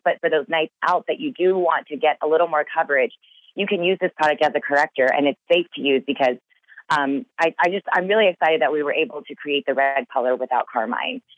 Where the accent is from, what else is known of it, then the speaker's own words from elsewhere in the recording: Texas, United States; I grew up in Texas blonde hair, blue eyes everywhere I looked